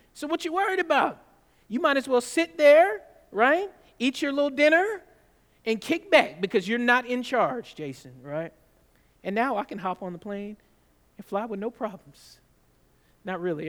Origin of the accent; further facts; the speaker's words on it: California, United States; moved away; also born or lived in Georgia; I'm, I was raised in California